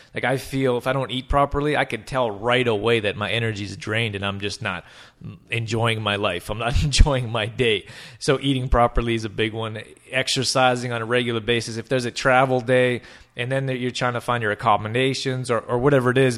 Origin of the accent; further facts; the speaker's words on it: Calgary, Alberta, Canada; moved away; I'm from Can-, Alberta, Calgary, Alberta, we got huge, giant mountains